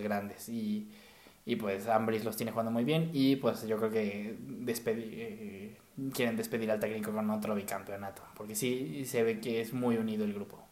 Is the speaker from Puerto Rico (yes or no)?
no; Mexico; como mexicano